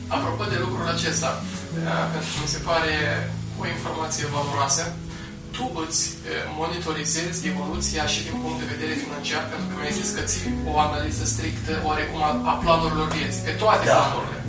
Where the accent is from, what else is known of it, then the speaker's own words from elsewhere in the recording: Romania; ca și români